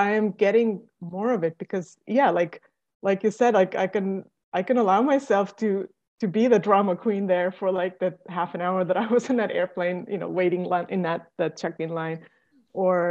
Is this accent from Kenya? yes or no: no; Estonia; moved away; I'm originally from Estonia.